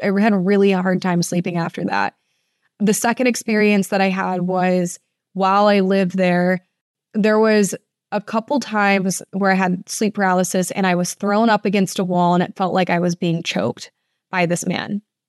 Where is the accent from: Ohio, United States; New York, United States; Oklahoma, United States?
Ohio, United States; Toledo; after college, I moved to the oldest building in my hometown. I'm from Toledo, Ohio, and I lived at this building called the Oliver House.